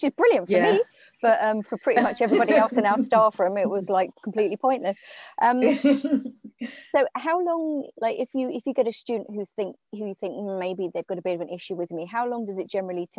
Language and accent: English; England, United Kingdom; now in Ireland; And obviously being English and working in Ireland